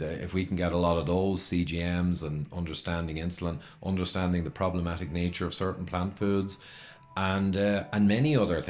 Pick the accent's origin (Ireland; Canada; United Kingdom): Ireland; I'm Irish